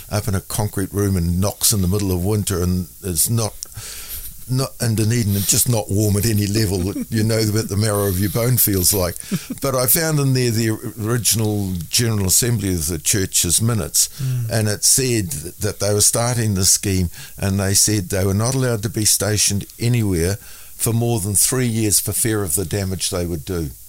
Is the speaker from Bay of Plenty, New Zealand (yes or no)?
no; Mangere, Auckland, New Zealand; also born or lived in Raetihi / Ohakune; birth certificate states that I was born in Raetihi, but in reality, I was only there a matter of a couple of days, and the rest of it was in um, Ohakune. Uh, but I was, I wouldn't have even been a year old when we moved from there to Mangere.